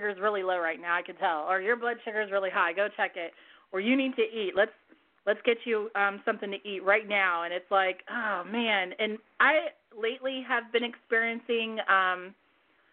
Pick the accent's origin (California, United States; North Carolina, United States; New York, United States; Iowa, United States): California, United States; I'm from California